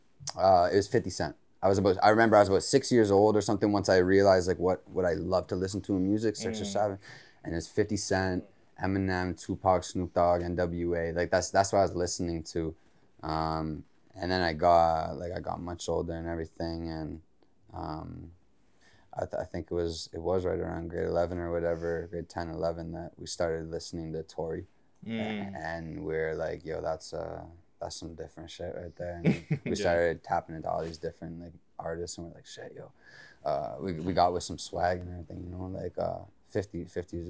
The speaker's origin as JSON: {"language": "English", "town": "Mississauga", "region": "Ontario", "country": "Canada", "tie": "born or raised there", "said": "I grew up in Meadowvale, Mississauga, MDV"}